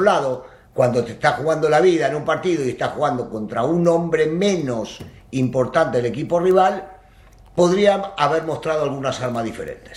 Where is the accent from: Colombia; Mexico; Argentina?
Argentina; soy americanista y argentino